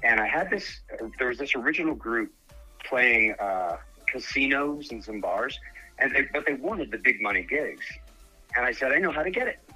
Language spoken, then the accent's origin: English; Dallas, Texas, United States; moved away as an adult; now in Colorado, United States; I'm born and raised in Dallas area